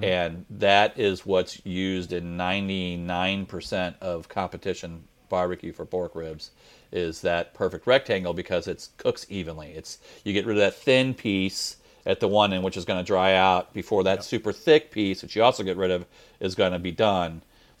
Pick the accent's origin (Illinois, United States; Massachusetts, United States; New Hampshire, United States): Illinois, United States; moved away as an adult; now in St. Louis, United States; Just outside. I grew up in Illinois in suburbs of St. Louis, basically. Yeah. But I've lived now in St. Louis longer than I lived in Illinois. So I moved in my 20s to Missouri to St. Louis